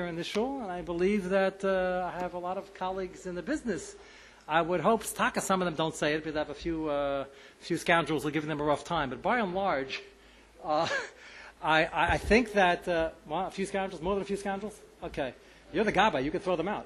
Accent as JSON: {"language": "English", "country": "United States", "said": "we, as American Haredim"}